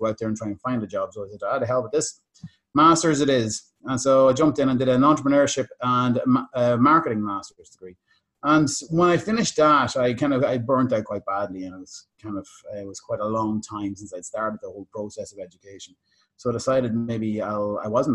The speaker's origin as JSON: {"language": "English", "country": "Ireland", "also_born_or_lived": "Thailand", "accent": "Irish", "said": "my lovely Irish accent"}